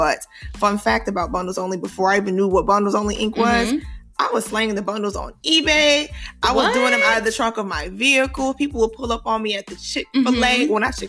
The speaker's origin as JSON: {"language": "English", "town": "Detroit", "region": "Michigan", "country": "United States", "also_born_or_lived": "Chicago, Illinois", "moved": "as an adult", "said": "I am from the west side of Detroit, Michigan."}